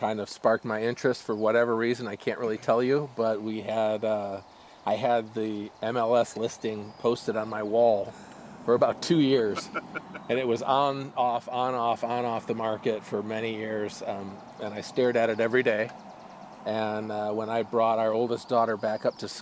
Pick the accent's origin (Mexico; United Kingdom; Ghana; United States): United States; Michigan; also born or lived in California; now in Oregon, United States; I was born in Michigan